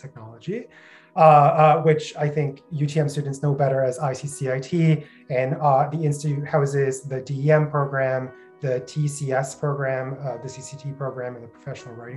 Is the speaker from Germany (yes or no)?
no; Brampton, Ontario, Canada; I'm from Brampton.